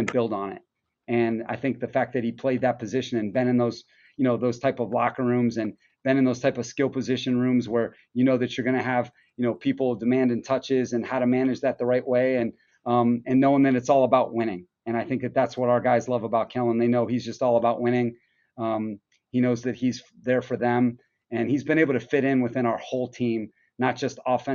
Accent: Cleveland, Ohio, United States; I'm from Cleveland

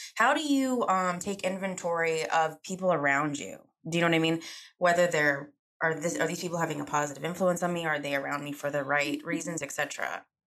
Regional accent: Charlotte, North Carolina, United States; I'm from Charlotte. I was born and raised here

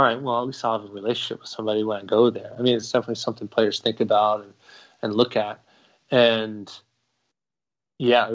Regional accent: Philadelphia, Pennsylvania, United States; moved away; I'm from Philadelphia

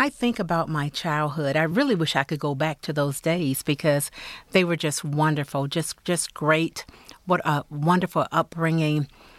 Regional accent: Selma, Alabama, United States; And because I was born and raised in Selma, Alabama

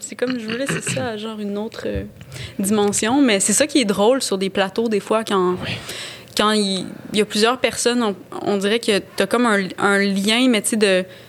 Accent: Gaspésie, Quebec, Canada; first language French; moved away; j'ai grandi en Gaspésie

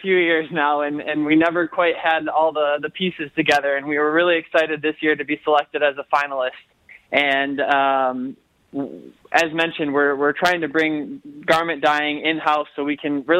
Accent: Livonia, Michigan, United States; I grew up in Livonia

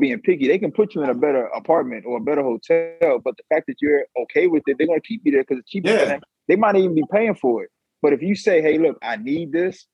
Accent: United States; I'm from Montgomery County

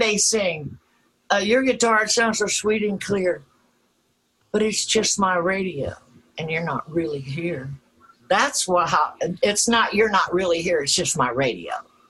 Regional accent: Granite City, Illinois, United States; moved away; I'm from Granite City, Illinois, which is right across the river.

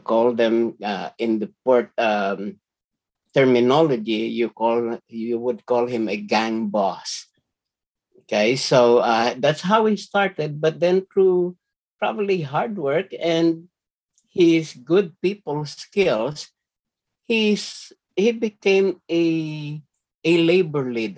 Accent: Manila, Metro Manila, Philippines; moved away; I grew up in a working class neighborhood. Okay, the neighborhood I grew up in is called Binondo

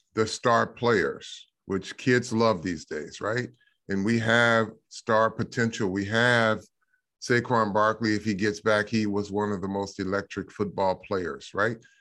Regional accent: Michigan, United States; I grew up in Michigan

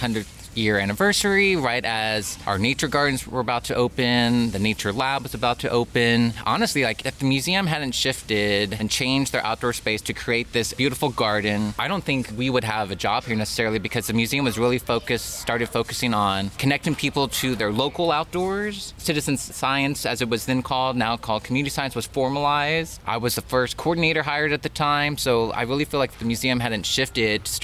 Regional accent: Texas, United States; moved away as an adult; now in Los Angeles, United States; I originally grew up in Texas, been in Los Angeles for almost 6 years

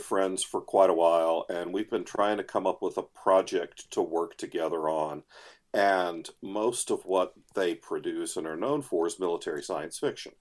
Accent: United States; I am an American

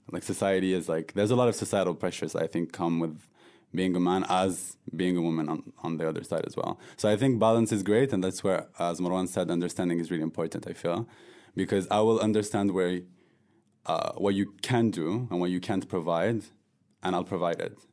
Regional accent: France; moved away as an adult; I was born and raised in France from a North African background

